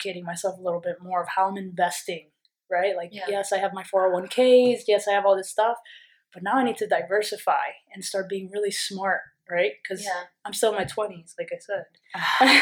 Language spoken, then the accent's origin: English; New York, United States; I'm from New York